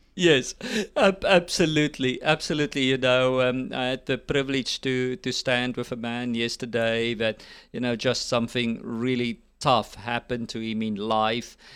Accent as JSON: {"language": "English", "country": "South Africa", "moved": "yes", "lives_now": "United States", "said": "I'm also a South African and now a U S citizen."}